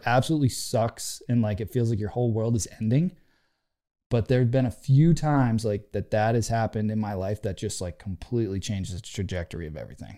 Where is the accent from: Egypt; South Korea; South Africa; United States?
United States; just outside of Worcester, Central Massachusetts; I grew up in Central Mass, just outside of Worcester.